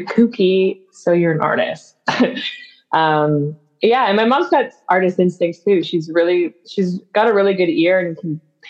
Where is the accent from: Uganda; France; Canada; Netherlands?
Canada; Grimsby, Ontario; I grew up in a small town called Grimsby, Ontario